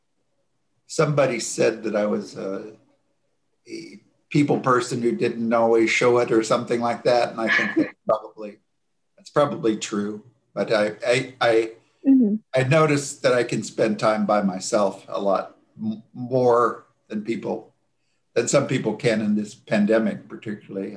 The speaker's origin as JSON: {"language": "English", "area": "rural Johnson County", "region": "Iowa", "country": "United States", "tie": "born or raised there", "lives_now": "Iowa City, United States", "said": "I grew up on a farm very near here. And so I lived in rural Johnson County"}